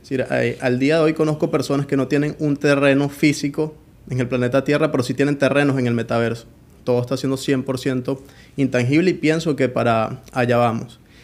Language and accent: Spanish; Colonia Tovar, Aragua, Venezuela; also born or lived in Caracas, Venezuela; Yo nací en Caracas, Venezuela, pero soy de un pueblo llamado Colonia Tobar